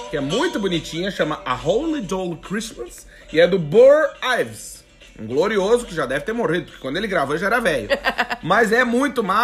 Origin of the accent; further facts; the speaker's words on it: Rio Grande do Sul, Brazil; Eu até tô tomando um chimarrão, porque porque sou gaúcho, né?